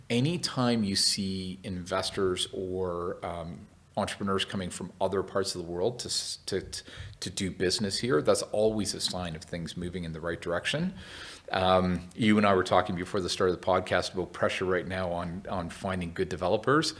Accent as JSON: {"language": "English", "town": "Vancouver", "region": "British Columbia", "country": "Canada", "said": "I'm originally from Vancouver, Canada"}